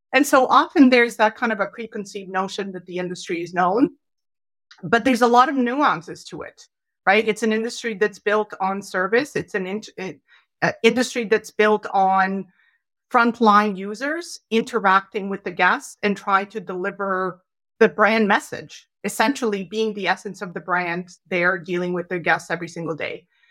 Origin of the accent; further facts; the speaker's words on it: Canada; as proud Canadians